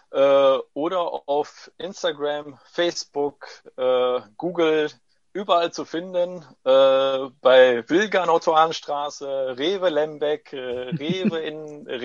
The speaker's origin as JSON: {"language": "German", "town": "Corato", "region": "Apulia", "country": "Italy", "tie": "born or raised there", "second_language": "German", "said": "Äh, Produkte alle wirklich in Corato, da ist meine Heimatstadt, äh, hergestellt werden."}